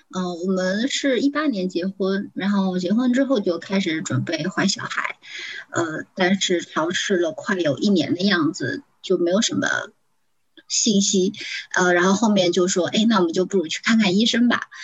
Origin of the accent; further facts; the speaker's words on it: Zhejiang, China; 我是浙江人